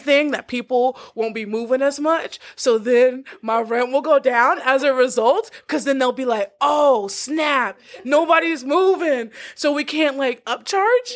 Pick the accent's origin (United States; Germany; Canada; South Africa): United States; Texas; I'm from Texas